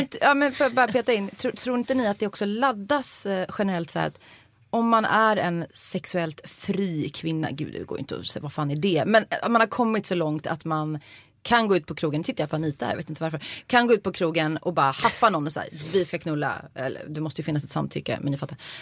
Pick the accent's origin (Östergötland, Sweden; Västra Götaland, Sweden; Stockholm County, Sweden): Västra Götaland, Sweden; Uddevalla; jag är från Uddevalla